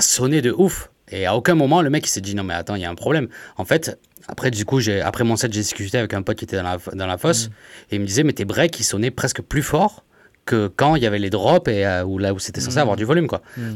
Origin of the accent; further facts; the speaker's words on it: Montpellier, Occitania, France; je suis de Montpellier aussi